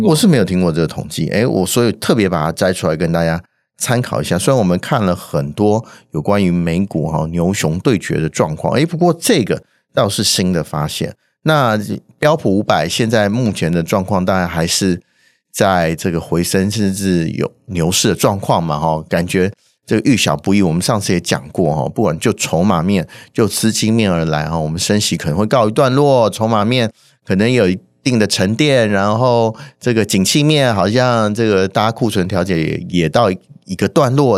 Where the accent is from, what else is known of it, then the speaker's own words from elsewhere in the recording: Taiwan; 我们台湾人还有感到贡献的